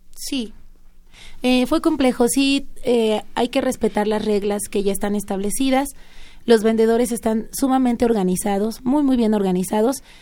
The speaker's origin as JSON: {"language": "Spanish", "region": "Mexico City", "country": "Mexico", "tie": "born or raised there", "said": "Yo nací en la ciudad, sí, nací aquí"}